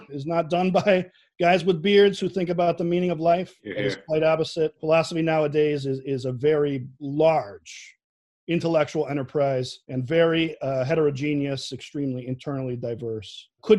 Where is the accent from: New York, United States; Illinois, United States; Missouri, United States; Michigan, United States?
Illinois, United States; Chicago; accent: Chicago; Definitely the most Chicago thing about me, besides my accent, has got to be that I will not put ketchup on a hot dog ever.